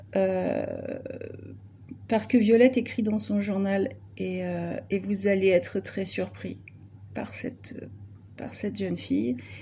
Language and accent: French; Brittany, France; je suis absolument pas euh, ardéchoise d'origine, je suis bretonne